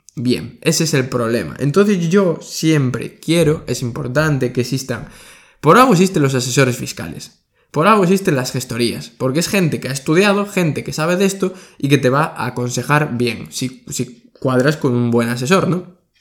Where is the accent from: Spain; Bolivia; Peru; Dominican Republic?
Spain; de España, que es de donde soy yo